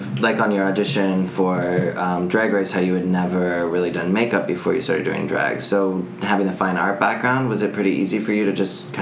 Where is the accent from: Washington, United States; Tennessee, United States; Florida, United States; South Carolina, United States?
Washington, United States; moved away; also born or lived in Chicago; I grew up in Washington.